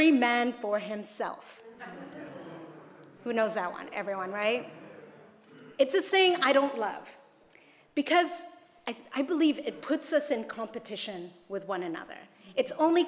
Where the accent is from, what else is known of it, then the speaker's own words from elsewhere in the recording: Hong Kong; my youth pastor told me when I was growing up in Hong Kong